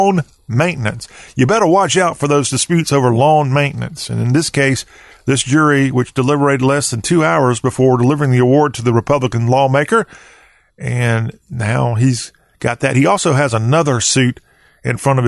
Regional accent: the Palmetto State, South Carolina, United States; growing up in the Palmetto State, I grew up a county away from this nuclear site

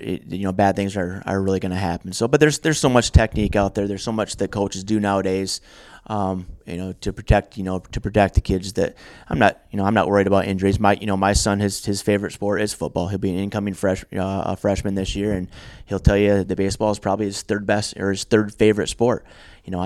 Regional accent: Kent City, Michigan, United States; My dad started the wrestling program where I grew up in Kent City

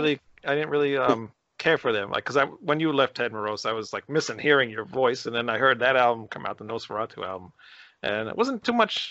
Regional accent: New York, United States; We're from New York. We're from New York

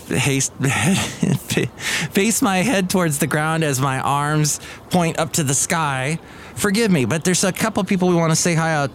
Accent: Southern California, United States; also born or lived in Alabama; I was born in Southern California

